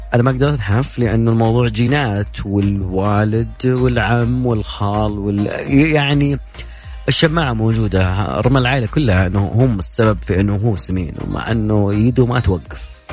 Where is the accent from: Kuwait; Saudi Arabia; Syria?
Saudi Arabia; عندنا في المملكة العربية السعودية